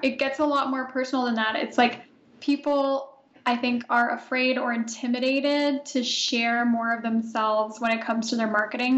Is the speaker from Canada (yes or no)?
yes; Canada; also born or lived in Italy; I myself am Canadian, so I'm recording this from Ottawa, Ontario. I just moved back to Canada from Italy, so I was there for four years